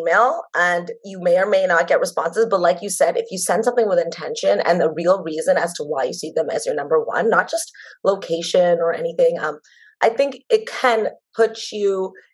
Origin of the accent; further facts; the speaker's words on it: Toronto, Ontario, Canada; moved away as an adult; now in Philadelphia, United States; I born and raised in Toronto, Canada. I'm currently in Philly.